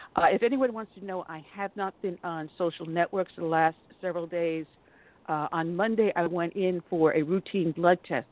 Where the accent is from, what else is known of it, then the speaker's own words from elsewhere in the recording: New York, United States; moved away; I grew up in New York, and I was living there at the time of the Tawana Brawley um, hoax.